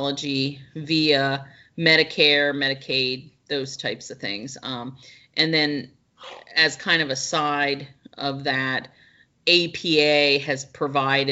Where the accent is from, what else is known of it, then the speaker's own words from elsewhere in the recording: Pennsylvania, United States; moved away as an adult; I'm originally from Pennsylvania.